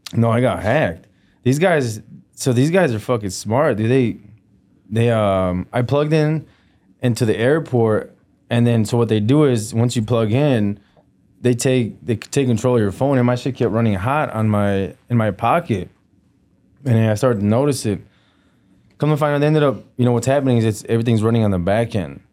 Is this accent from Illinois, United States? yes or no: yes; Melrose Park, Illinois, United States; also born or lived in Jalisco, Mexico / Joliet, Illinois; I was raised in uh, Mel- Melrose Park